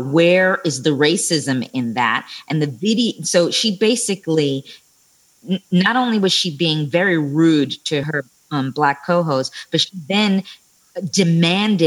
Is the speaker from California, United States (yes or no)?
no; New York, United States; I'm a New Yorker